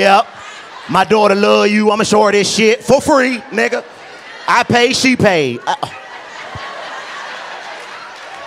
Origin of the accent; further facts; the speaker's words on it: Washington, District of Columbia, United States; I'm from Washington, D.C., man. I was born and raised in D.C.